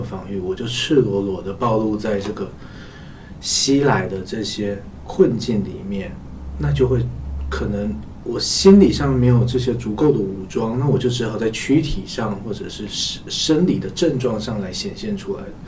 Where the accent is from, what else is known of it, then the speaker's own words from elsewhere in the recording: China; 我们中国人